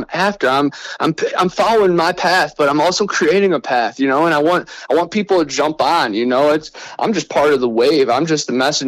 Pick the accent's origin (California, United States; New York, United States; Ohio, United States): Ohio, United States; Cleveland; moved away as an adult; also born or lived in Lakeland, Florida; now in Florida Panhandle, United States; I'm originally from Cleveland, Ohio, right on Lake Erie. But now I live in Florida in the Panhandle. And you know, I grew up right on in Ohio